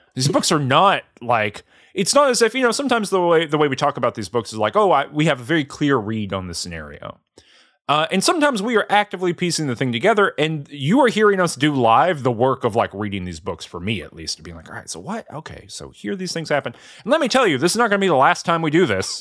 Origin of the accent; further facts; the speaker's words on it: the South, United States; I'm from the South